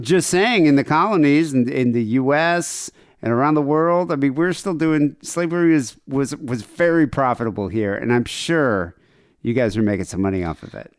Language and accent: English; South Africa; moved away; growing up in South Africa in the eighties